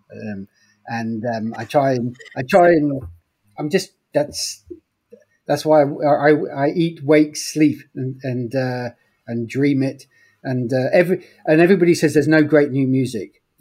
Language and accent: English; England, United Kingdom; Okay, well, uh, I'm English. I grew up in the 1970s